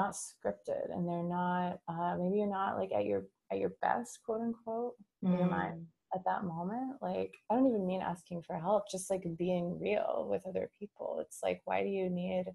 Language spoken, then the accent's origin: English; Lincoln, Nebraska, United States; moved away as an adult; also born or lived in San Francisco Bay Area, California; moving back to my my hometown with my partner